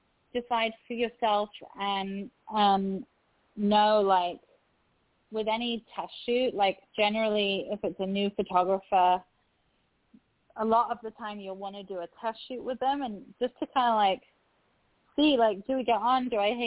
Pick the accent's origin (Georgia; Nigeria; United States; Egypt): Egypt; also born or lived in England; So I'm Egyptian, and as well as English, and I've spent a lot of time in Egypt